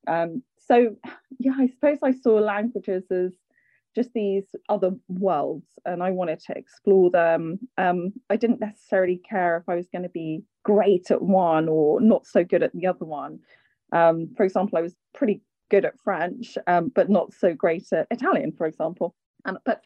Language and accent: English; London, United Kingdom; I grew up in London. Both my parents are Irish